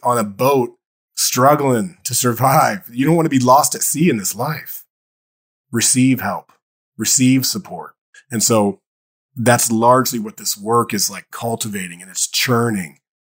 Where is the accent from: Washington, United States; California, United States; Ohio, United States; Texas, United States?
Ohio, United States; Dayton; i grew up in Dayton, Ohio